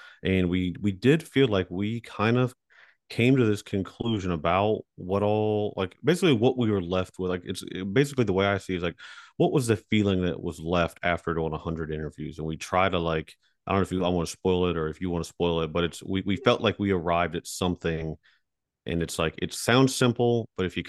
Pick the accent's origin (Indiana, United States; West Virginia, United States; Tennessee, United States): West Virginia, United States